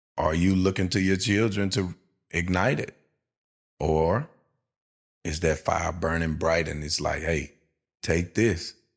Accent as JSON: {"language": "English", "town": "Shreveport", "region": "Louisiana", "country": "United States", "said": "I'm a Tampa Bay Buccaneer fan, and I'm from Shreveport, Louisiana."}